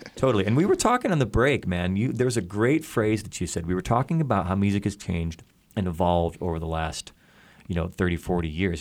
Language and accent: English; Chicago, Illinois, United States; the venues in my hometown